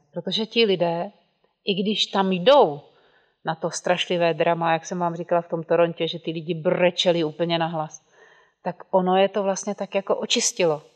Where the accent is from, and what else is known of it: Czechia